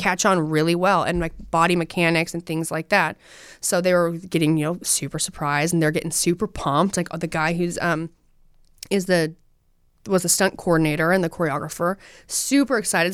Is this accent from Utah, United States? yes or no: yes; Utah, United States; I'm from Utah.